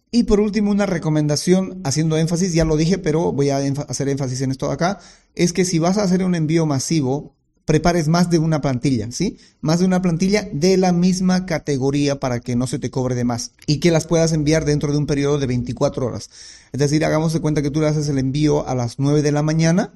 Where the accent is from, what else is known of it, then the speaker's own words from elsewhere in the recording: Bolivia; en mi país, que es Bolivia